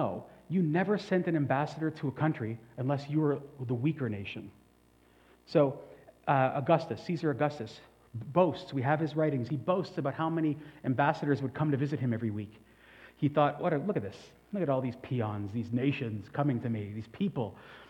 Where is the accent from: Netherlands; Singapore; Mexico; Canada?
Canada; now in China; I must never forget that I am a Canadian in China, functioning to forward the benefits or forward the policies of Canada. And so I am as Chinese as I can be, but never forgetting I'm actually a citizen of Canada, right?